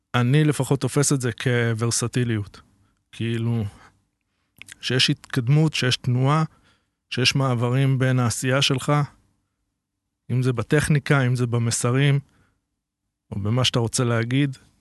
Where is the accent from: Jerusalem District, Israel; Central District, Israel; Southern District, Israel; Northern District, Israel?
Central District, Israel; Netanya; גדלתי אה, בנתניה